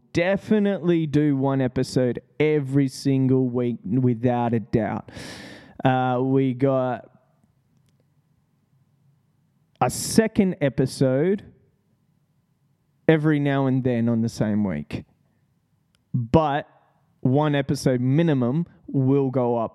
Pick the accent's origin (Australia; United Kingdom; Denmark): Australia; That's what I love about Australians. We seriously just don't give a fuck.